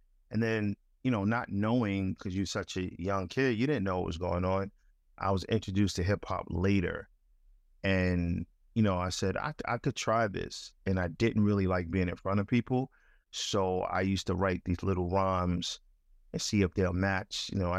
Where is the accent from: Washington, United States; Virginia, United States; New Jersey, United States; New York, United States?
New York, United States; Crown Heights; You know, growing up in Crown Heights, you know, you were exposed to a whole bunch of things.